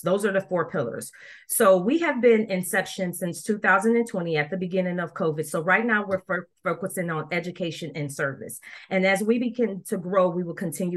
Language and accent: English; Rochester, New York, United States; now in Dallas, United States; I'm currently living in Dallas, Texas, but I was born in Rochester, New York